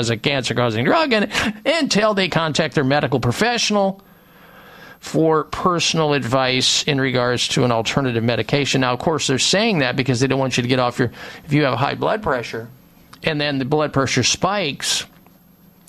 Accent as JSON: {"language": "English", "region": "Midwest", "country": "United States", "tie": "born or raised there", "said": "when I was growing up in the Midwest"}